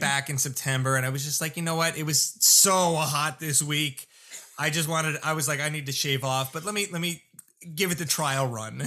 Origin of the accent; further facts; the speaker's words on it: Lindenhurst, South Shore, New York, United States; where I grew up in Lyndhurst on the South Shore